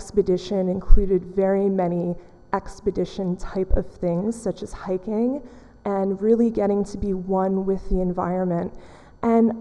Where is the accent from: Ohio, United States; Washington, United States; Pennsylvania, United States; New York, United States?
New York, United States; I grew up quite poor in New York